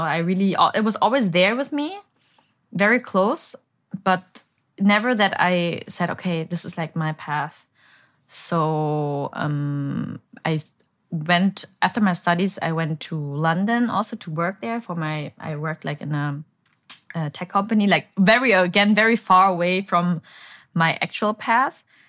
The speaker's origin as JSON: {"language": "English", "region": "Bavaria", "country": "Germany", "tie": "born or raised there", "also_born_or_lived": "Berlin, Germany", "moved": "as an adult", "lives_now": "Saigon, Vietnam", "said": "I was born and raised in Bavaria, but, um, two thousand eleven, I moved to Berlin to study"}